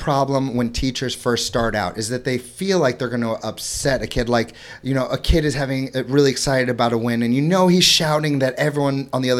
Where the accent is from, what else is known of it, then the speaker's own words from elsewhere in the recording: St. Louis, Missouri, United States; also born or lived in Florida; I'm from Florida, I'm from St. Louis, Missouri.